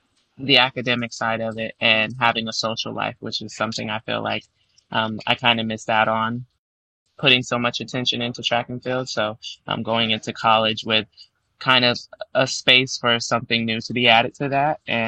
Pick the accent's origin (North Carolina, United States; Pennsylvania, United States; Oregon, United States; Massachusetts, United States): North Carolina, United States; Charlotte; eventually settled in Charlotte, North Carolina, once my parents had a divorce. And so from there, I was raised in Charlotte and then attended UNC Chapel Hill. So spent a lot of my growing up years in North Carolina.